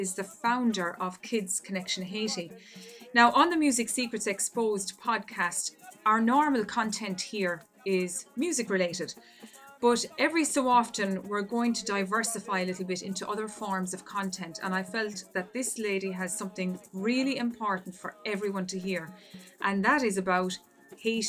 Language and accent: English; Ireland; I'm from Ireland